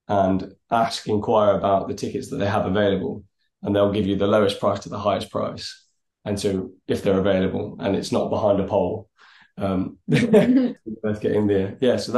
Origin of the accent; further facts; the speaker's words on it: Coventry, West Midlands, United Kingdom; Growing up in Coventry, where it's my little small town where I grew up